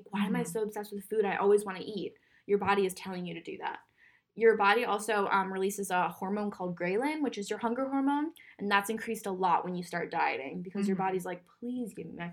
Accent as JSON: {"language": "English", "region": "Minnesota", "country": "United States", "said": "I'm from Minnesota"}